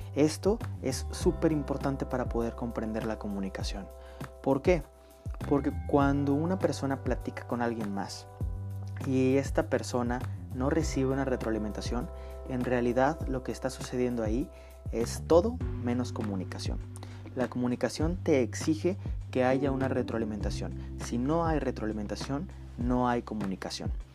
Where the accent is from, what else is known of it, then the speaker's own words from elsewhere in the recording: northern Mexico, Mexico; accent: northern Mexican; yo soy del norte de, norte de México. Todas las personas del norte de México tenemos nuestro propio acento